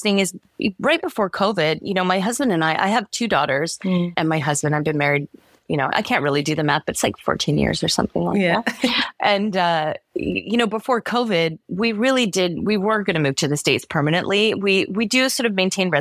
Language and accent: English; Vancouver, British Columbia, Canada; also born or lived in Hawaii; I grew up in Vancouver